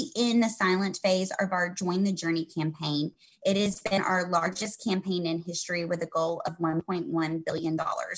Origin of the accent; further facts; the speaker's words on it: the South, United States; growing up in the South